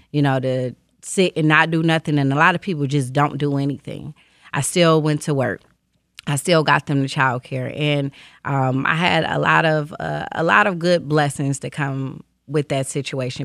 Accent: Detroit, Michigan, United States; I grew up on the east side of Detroit, um, East Warren area

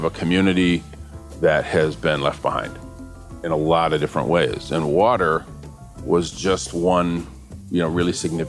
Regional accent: Flint, Michigan, United States; born or raised there

